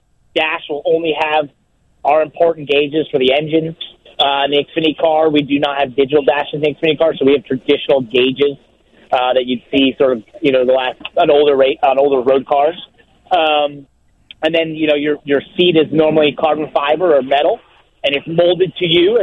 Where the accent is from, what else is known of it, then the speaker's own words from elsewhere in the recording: New York City, New York, United States; I'm from New York City